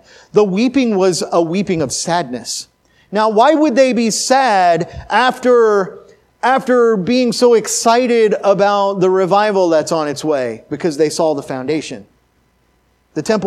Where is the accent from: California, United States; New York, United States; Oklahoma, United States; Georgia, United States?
Oklahoma, United States; Oklahoma City; also born or lived in Missouri / Nebraska; now in Glendale, United States; I'm from Oklahoma City. I lived in Missouri for 8 years, and then I was in Nebraska for 10 years.